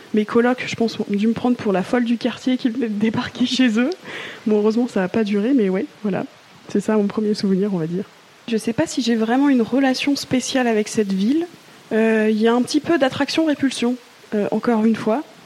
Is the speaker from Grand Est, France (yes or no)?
yes; Mulhouse, Grand Est, France; moved away as an adult; now in Marseille, France; J'ai grandi en Alsace et je suis née en Alsace, à Mulhouse pour être plus précise.